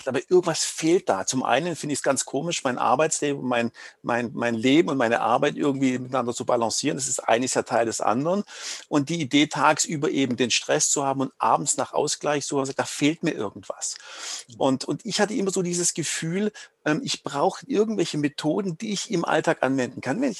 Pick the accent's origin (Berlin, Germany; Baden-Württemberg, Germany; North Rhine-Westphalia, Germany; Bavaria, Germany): Baden-Württemberg, Germany; accent: Swabian; Also wie man es hört, ich komme aus dem Schwäbischen.